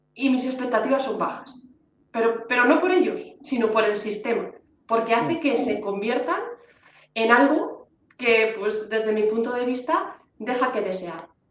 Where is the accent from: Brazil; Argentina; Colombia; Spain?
Spain; Honrubia, Castilla-La Mancha; Yo que soy de Onrubia, Cuenca